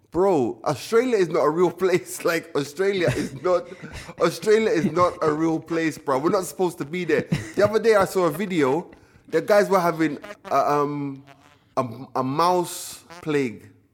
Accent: United Kingdom; also born or lived in Jamaica; we were British kids, we were in the Caribbean

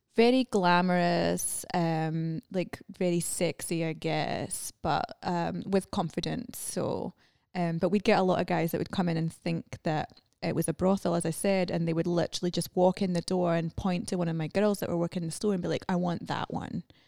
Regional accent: Scotland, United Kingdom; moved away as an adult; also born or lived in London; now in United States; I moved from Scotland to London

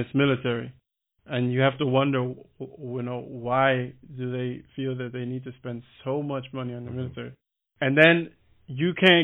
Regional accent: Miami, Florida, United States; moved away as an adult; now in Berlin, Germany; I'm from Miami

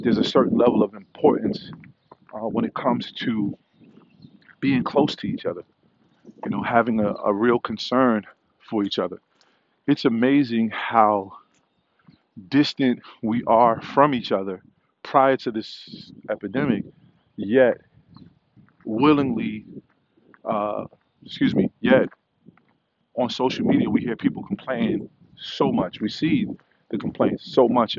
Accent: New York City, New York, United States; Growing up in the Park Hill area of Staten Island

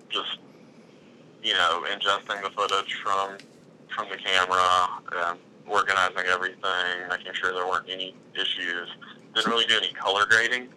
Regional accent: Gadsden, Alabama, United States; I'm from Gadsden

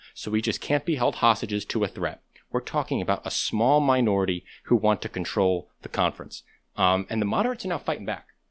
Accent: United States; I'm American

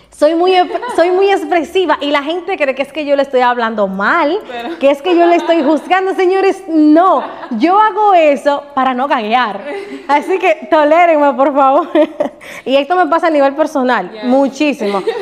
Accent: Bonao, Monseñor Nouel, Dominican Republic; moved away as an adult; also born or lived in Santiago; yo salí de Bonao con una maletica

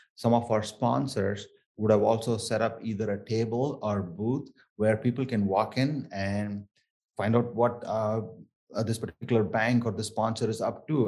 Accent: Chennai, Tamil Nadu, India; accent: thick South Indian; first language Tamil; English is a second language; moved away; I grew up in um, Chennai and um, areas around Chennai. This is from the southernmost of India, uh, from a state called Tamil Nadu, and um, Tamil is my native

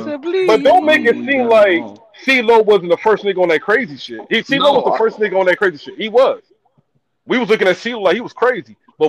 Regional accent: Georgia, United States; And I'm from Georgia.

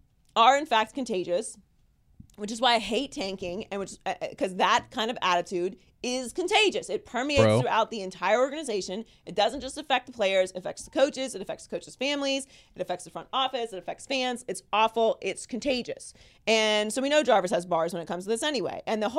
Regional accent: Pittsburgh, Pennsylvania, United States; Because I'm from Pittsburgh

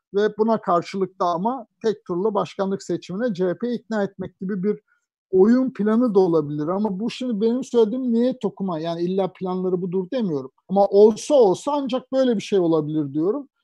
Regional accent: Anatolia, Turkey; also born or lived in Ankara; now in Istanbul, Turkey; Yani ben de Anadolu'da bir terzi babanın çocuğuyum.

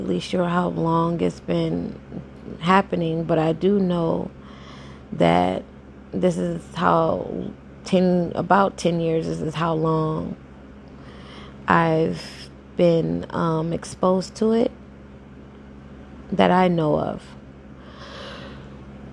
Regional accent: Jacksonville, Florida, United States; moved away as an adult; now in Tampa, United States; I reside in Tampa right now, Tampa, Florida. But I'm born and raised in Jacksonville, Florida

